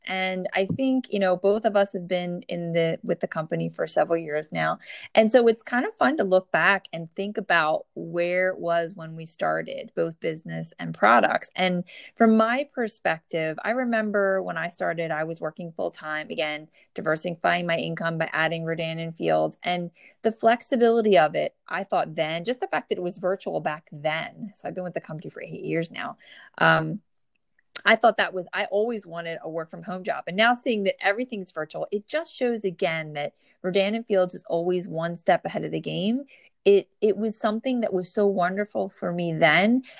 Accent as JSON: {"language": "English", "region": "New Jersey", "country": "United States", "tie": "born or raised there"}